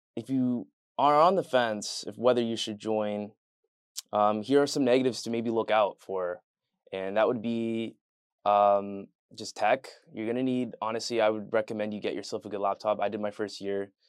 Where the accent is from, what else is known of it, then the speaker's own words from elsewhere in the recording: Leamington, Ontario, Canada; moved away; I'm from a town called Leamington, Ontario